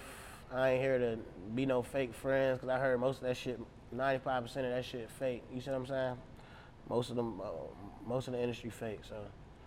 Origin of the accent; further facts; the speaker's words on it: Portland, Oregon, United States; I'm from Rosemary in Portland, you see what I'm saying?